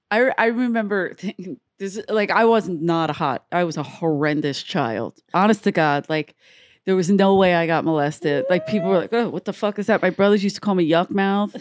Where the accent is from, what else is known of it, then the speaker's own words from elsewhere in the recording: United States; I grew up in America